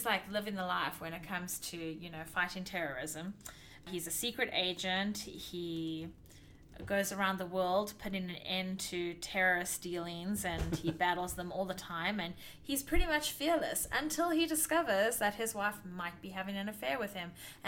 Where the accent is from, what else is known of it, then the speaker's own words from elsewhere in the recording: South Africa; moved away; growing up in South Africa, visiting the lion farm all the time